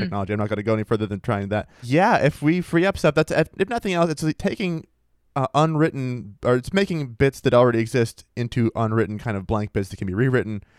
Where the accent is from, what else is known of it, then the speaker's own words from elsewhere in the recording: Maine, United States; my home state of Maine